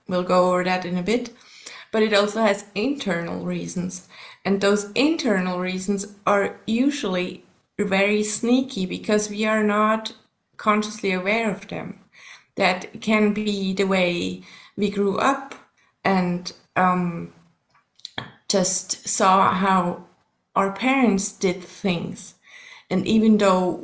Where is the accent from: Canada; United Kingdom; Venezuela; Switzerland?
Switzerland; first language German; English is a second language; also born or lived in Colorado, United States; German is my mother tongue, but there's actually the Swiss German is quite different from the High German, so we have to learn that at school as well.